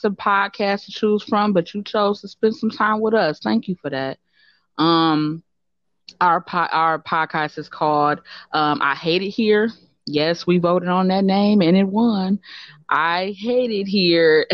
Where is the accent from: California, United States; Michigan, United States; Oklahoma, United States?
Michigan, United States; Detroit; moved away as an adult; now in Chicago, United States; I'm not from Chicago. I'm a Detroiter.